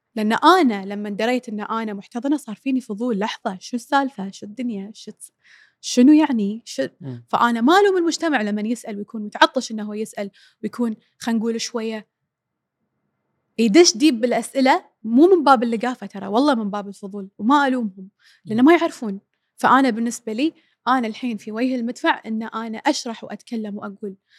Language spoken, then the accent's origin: Arabic; Kuwait; احنا بالكويت